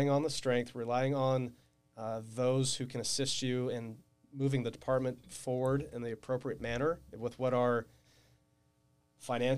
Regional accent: Riverside, California, United States; I was raised in Riverside

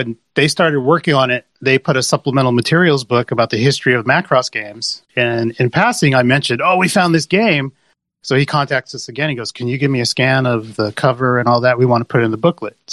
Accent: Southern California, United States; moved away as an adult; now in Japan; I'm originally from Southern California

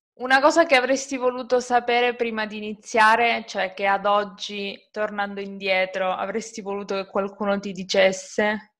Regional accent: Calabria, Italy; io sono calabrese

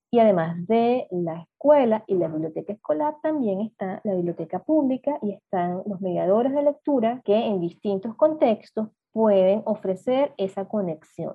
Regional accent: eastern coast of Venezuela, eastern Venezuela, Venezuela; also born or lived in Caracas; yo soy del interior del país, aunque yo nací en Caracas, crecí en provincia, en la costa

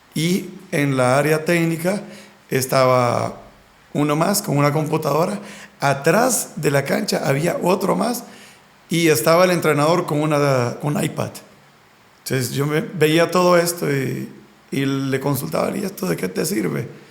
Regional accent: Honduras; nosotros como hondureños

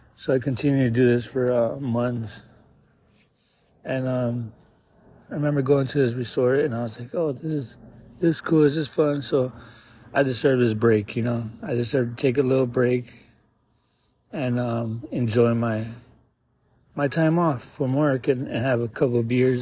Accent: Tucson, Arizona, United States; I'm from Tucson, 36 years old

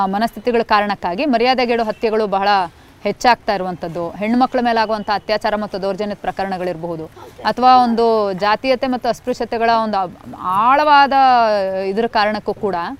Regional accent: Koppa, Karnataka, India; ನಾನು ಹುಟ್ಟು ಬೆಳೆದಿದ್ದು ಚಿಕ್ಕಮಗಳೂರು ಜಿಲ್ಲೆಯಲ್ಲಿ ಚಿಕ್ಕಮಗಳೂರು ಜಿಲ್ಲೆ ಕೊಪ್ಪ

